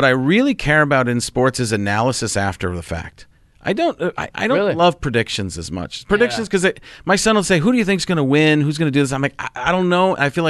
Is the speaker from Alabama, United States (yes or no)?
no; Wisconsin, United States; also born or lived in Chicago, United States; I grew up in Wisconsin being a Packer fan.